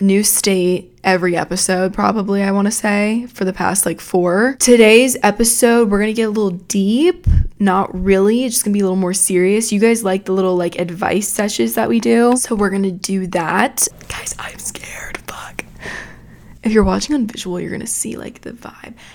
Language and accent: English; Georgia, United States; now in Florida, United States; I grew up in Georgia